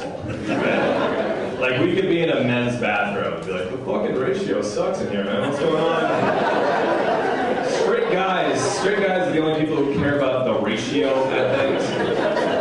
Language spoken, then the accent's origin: English; West Coast, United States; I'm from the West Coast